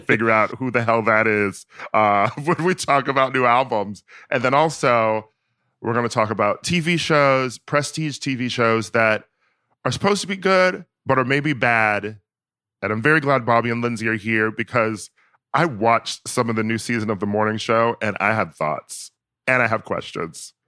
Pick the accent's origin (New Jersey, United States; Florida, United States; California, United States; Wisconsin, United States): Wisconsin, United States; I'm from Wisconsin